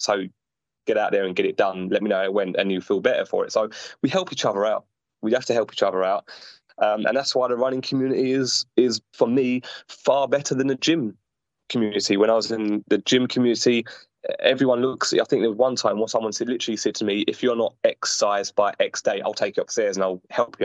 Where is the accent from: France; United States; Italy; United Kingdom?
United Kingdom; London; from London